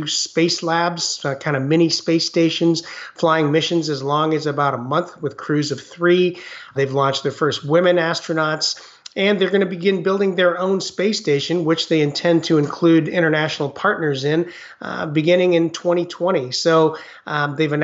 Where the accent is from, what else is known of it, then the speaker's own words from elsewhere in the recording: United States; also born or lived in Taiwan; I had the Chinese culture at home and then very much grew up in mainstream America.